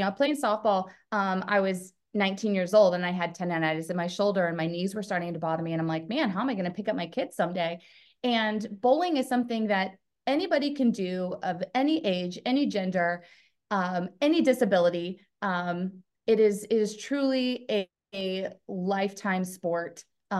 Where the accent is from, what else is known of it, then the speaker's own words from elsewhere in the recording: Portland, Oregon, United States; I grew up in the Portland, Oregon area.